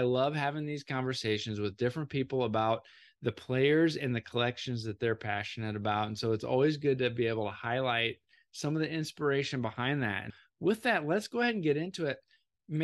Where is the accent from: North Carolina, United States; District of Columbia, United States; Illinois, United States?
Illinois, United States; Similar to you, I grew up in Central Illinois, and my first year collecting was a year before, in 1986.